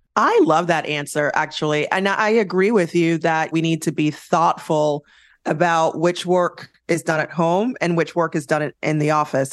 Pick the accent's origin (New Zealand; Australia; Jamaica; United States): Jamaica; I'm Jamaican